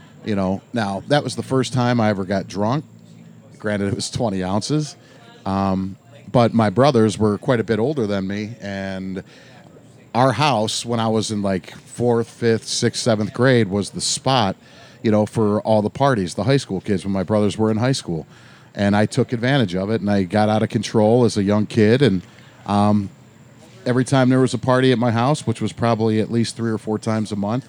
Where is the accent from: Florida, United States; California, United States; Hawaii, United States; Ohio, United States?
Ohio, United States; Fairview Park; Four blocks away.